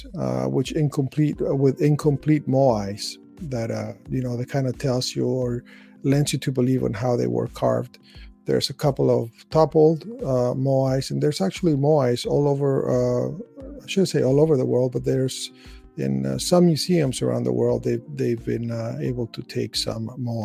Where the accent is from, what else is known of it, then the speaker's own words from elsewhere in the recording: Chile; I was born in Chile, South America.